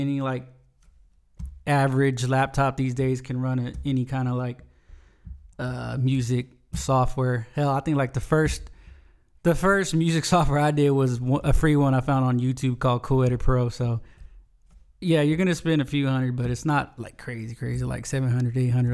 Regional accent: Smiley, Texas, United States; also born or lived in Nixon, Texas; I'm originally, I'm from South Texas, from a little town called Smiley

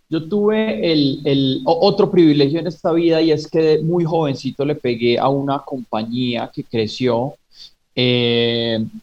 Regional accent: Pereira, Risaralda, Colombia; Yo soy originalmente de Pereira, a pesar de, haber perdido pronto mi, acento y unas raíces tan fuertes.

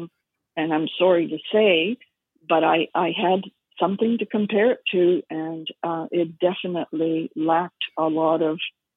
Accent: Surrey, British Columbia, Canada; also born or lived in Montreal / Vancouver; We lived in Surrey at the time

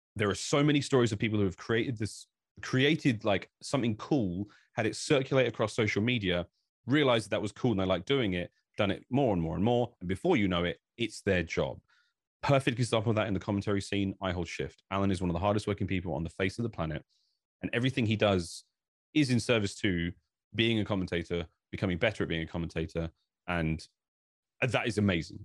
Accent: United Kingdom; I think I'm from Britain

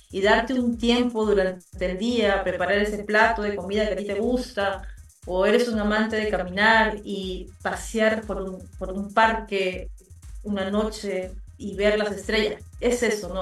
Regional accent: Lima, Peru; also born or lived in Abancay; yo nací en Lima, pero todas mis raíces son quechuas

